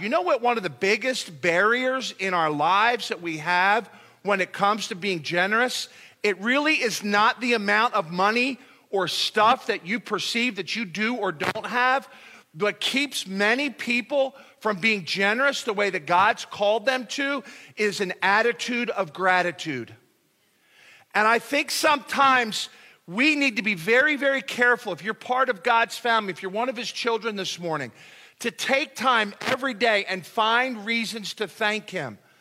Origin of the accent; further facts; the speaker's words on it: United States; we're from the United States of America